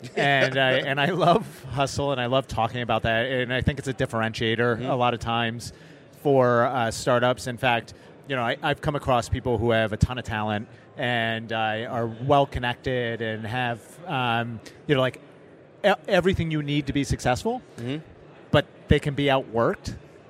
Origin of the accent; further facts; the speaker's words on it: Boston, Massachusetts, United States; I'm from Boston.